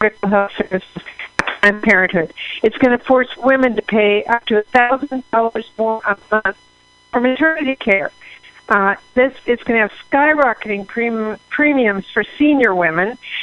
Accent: Washington, United States; Washington, my home state

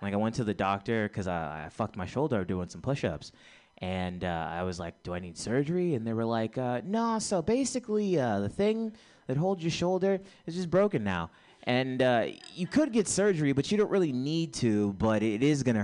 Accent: Texas, United States; moved away; I'm from Texas.

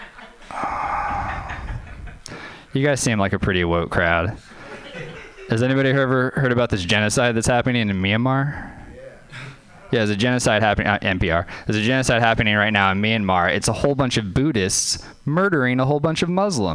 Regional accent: New Orleans, Louisiana, United States; moved away; I was growing up in Louisiana

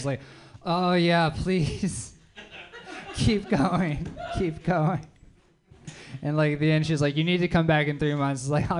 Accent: the South, United States; like what I really enjoyed about being named … and growing up in the South

